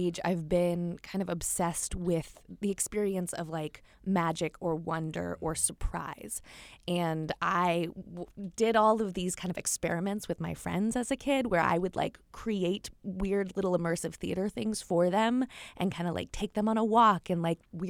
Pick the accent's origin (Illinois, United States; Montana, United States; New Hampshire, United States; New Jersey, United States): New Hampshire, United States; moved away as an adult; also born or lived in Chile / Costa Rica; now in New York, United States; So I was born and raised in New Hampshire, middle of nowhere. I'm very much a country girl at heart, but have spent a lot of time living outside of the United States